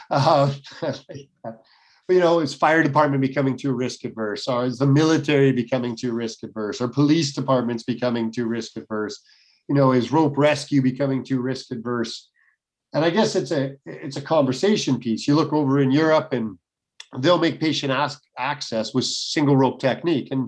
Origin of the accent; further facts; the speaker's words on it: Canada; I'm in a socialist country